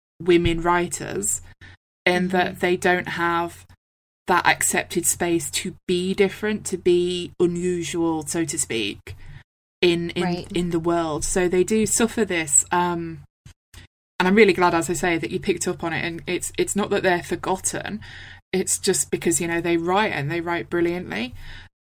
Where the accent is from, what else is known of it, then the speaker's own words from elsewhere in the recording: United Kingdom; I am from Britain.